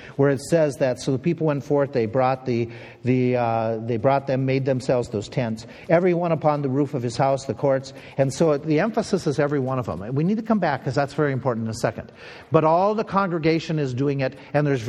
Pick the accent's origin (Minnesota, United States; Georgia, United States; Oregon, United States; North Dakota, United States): Minnesota, United States; accent: Minnesota; my Minnesota accent.